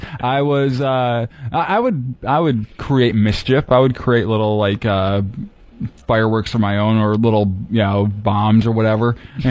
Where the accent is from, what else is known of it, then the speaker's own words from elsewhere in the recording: Fowlerville, Michigan, United States; Mid Michigan. the town's called Fowlerville.